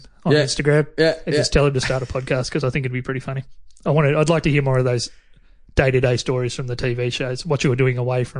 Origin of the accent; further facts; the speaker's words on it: Corryong, Victoria, Australia; also born or lived in Melbourne; now in Albury, Australia; I grew up in Corryong also.